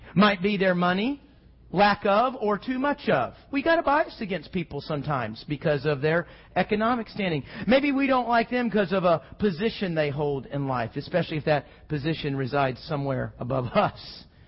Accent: Houston, Texas, United States; growing up in Houston

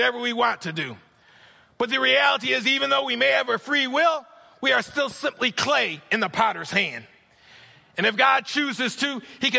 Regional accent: New York, United States; moved away; I'm from New York

